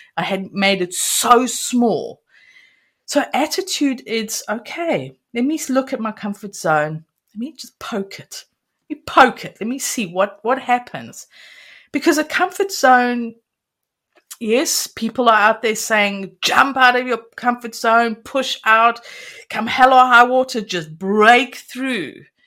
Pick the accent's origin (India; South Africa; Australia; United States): South Africa; I grew up in South Africa and um, absolutely loved growing up in there